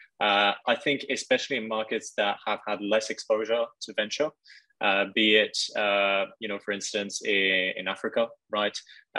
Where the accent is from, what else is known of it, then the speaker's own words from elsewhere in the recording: China; also born or lived in France; I'm from France, but I actually grew up in Asia. I lived in mainland China for a number of years.